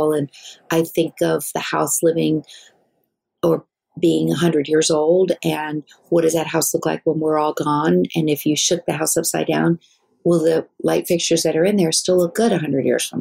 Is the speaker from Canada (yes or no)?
no; Wales, United Kingdom; I'm from Wales